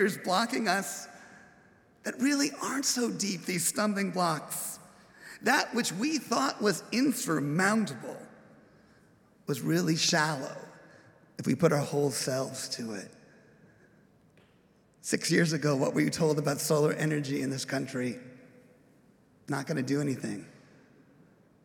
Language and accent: English; Upland, California, United States; Growing up in Upland, California, as I was introduced, going to college, Claremont, I was a townie